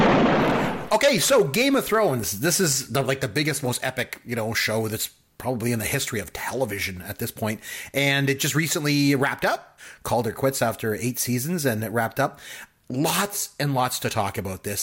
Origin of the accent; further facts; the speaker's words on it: Canada; I'm from Canada